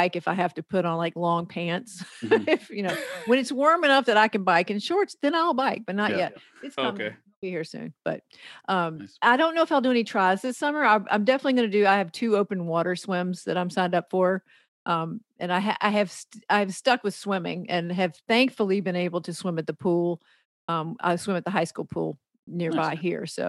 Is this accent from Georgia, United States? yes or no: yes; Athens, Georgia, United States; now in Maine, United States; I grew up in Athens. I grew up going to the games, you know, and when I moved to Maine